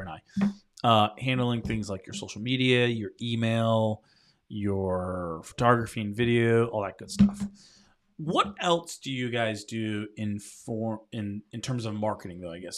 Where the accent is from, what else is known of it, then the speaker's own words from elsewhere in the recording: Rhode Island, United States; now in North Carolina, United States; when I first moved to North Carolina, 'cause I'm from Rhode Island